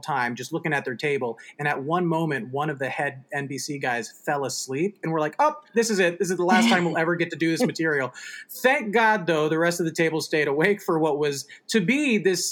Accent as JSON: {"language": "English", "area": "Bay Area", "region": "California", "country": "United States", "tie": "born or raised there", "moved": "as an adult", "lives_now": "New York, United States", "said": "I was born in the Bay Area"}